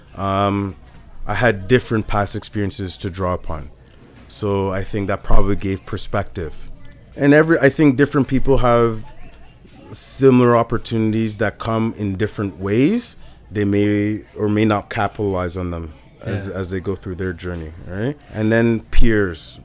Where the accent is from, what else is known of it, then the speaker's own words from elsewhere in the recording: Richmond Hill, Ontario, Canada; I grew up in Richmond Hill.